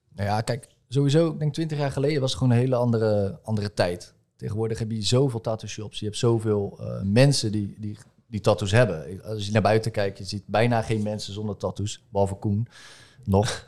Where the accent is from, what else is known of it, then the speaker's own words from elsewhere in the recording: Rotterdam, South Holland, Netherlands; ik kom uit Rotterdam